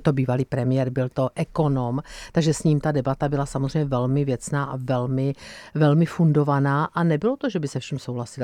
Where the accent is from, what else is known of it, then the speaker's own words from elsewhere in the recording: Brno, South Moravian Region, Czechia; to je moje rodné město a je to kraj, za který jsem, můj milovaný kraj, za který jsem kandidovala